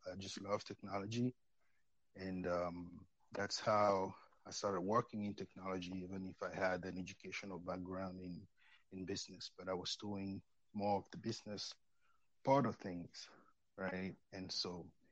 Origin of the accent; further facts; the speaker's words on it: Cameroon; moved away as an adult; also born or lived in France / St. Louis, Missouri, United States; now in United States; I'm from Cameroon